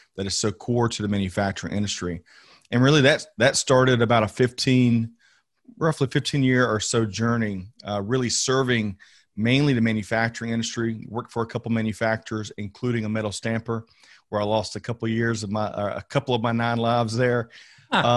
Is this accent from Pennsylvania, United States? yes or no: no; Aiken, South Carolina, United States; born and raised in Aiken, South Carolina